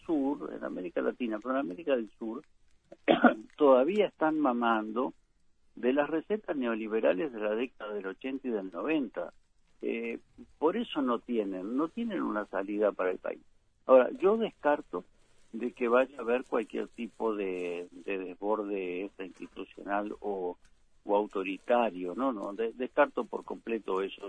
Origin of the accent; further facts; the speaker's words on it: Uruguay; una sociedad como la uruguaya